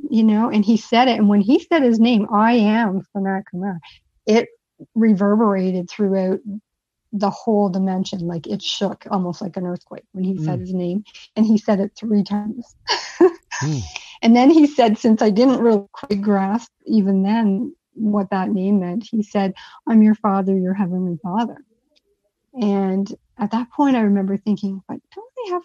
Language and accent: English; England, United Kingdom; being English and a four-year-old